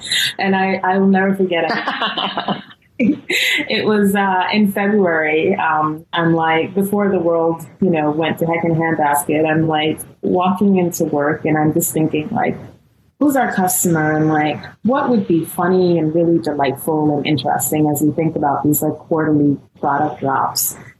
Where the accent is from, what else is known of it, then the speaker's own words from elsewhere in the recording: Guyana; And I grew up in Guyana because we practice Hinduism.